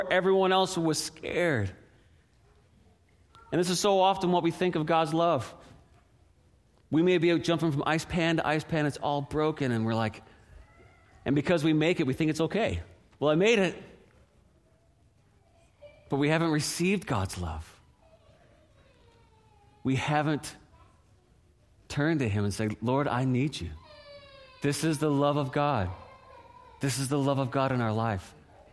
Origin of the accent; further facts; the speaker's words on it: an island off the coast of Newfoundland, Newfoundland and Labrador, Canada; now in Seattle, United States; when we were kids growing up on the East Coast, an island off the coast of Newfoundland, icebergs, polar bears in the northern part, beautiful area